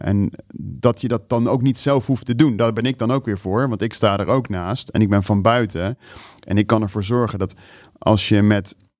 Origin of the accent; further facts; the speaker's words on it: Netherlands; ik als Nederlander